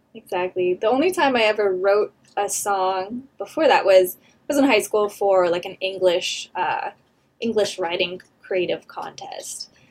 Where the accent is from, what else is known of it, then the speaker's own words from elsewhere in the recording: Temecula, California, United States; moved away as an adult; now in Los Angeles, United States; I grew up just outside of Temecula